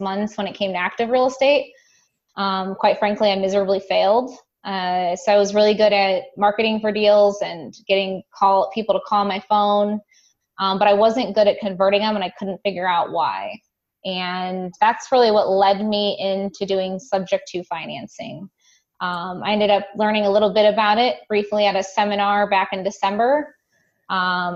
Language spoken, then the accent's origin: English; Toledo, Ohio, United States; now in Columbus, United States; I'm actually originally from Northwest Ohio, up in the Toledo, Ohio vicinity